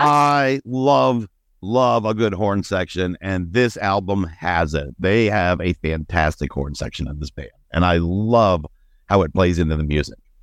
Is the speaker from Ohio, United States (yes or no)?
yes; Ohio, United States; growing up in Gun Rack, Ohio